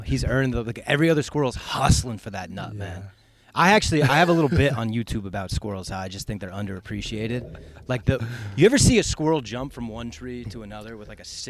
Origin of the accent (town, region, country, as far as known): Valencia, California, United States; born or raised there; also born or lived in Connecticut; now in Austin, United States